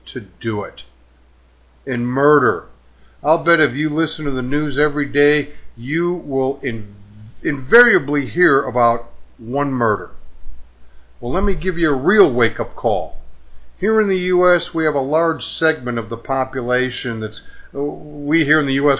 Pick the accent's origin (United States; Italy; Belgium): United States; my country, the USA